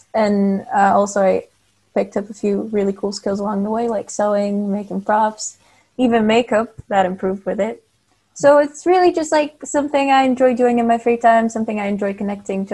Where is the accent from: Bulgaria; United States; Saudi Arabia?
Bulgaria; now in United Kingdom; I'm originally from Bulgaria, which is southeastern Europe, right next to Greece.